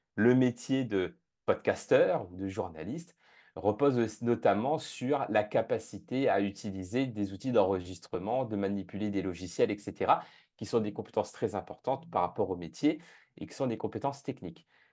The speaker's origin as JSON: {"language": "French", "town": "La Plaine-des-Palmistes", "country": "Réunion", "also_born_or_lived": "Japan / Canada", "moved": "yes", "lives_now": "London, United Kingdom", "said": "je suis originaire de l'île de la Réunion, plus spécifiquement de la plaine des Palmis, qui est la plus petite commune de l'île de la Réunion"}